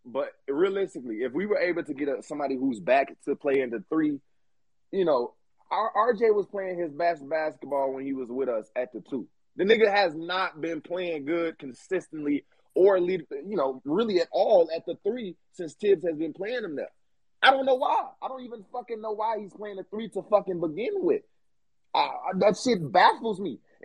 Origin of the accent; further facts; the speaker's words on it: Chicago, Illinois, United States; I grew up in Chicago.